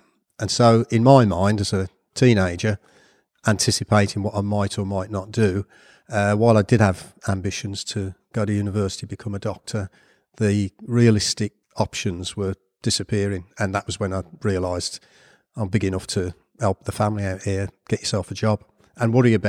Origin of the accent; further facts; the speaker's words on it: Birmingham, West Midlands, United Kingdom; accent: Brummie; All over Birmingham. My dad managed pubs, so we moved on a fairly regular basis.